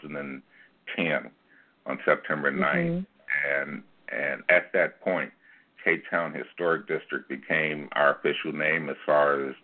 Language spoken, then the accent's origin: English; Chicago, Illinois, United States; moved away as an adult; I was born in North Lawndale. I spent my entire youth here.